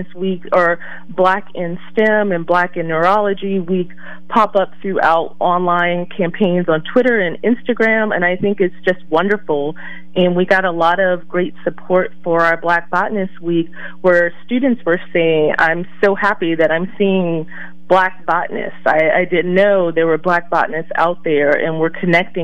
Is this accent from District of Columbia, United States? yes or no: yes; Washington, District of Columbia, United States; I was raised in Washington, D.C.